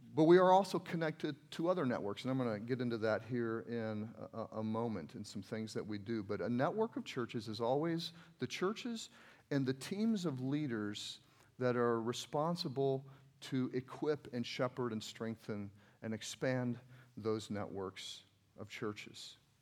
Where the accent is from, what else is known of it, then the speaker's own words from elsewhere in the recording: United States; I'm from America